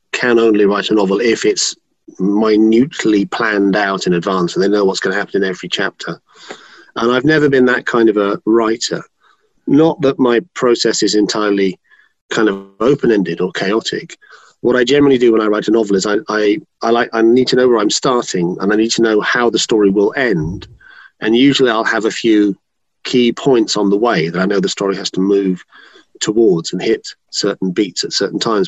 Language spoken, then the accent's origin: English; London, United Kingdom; I grew up in London.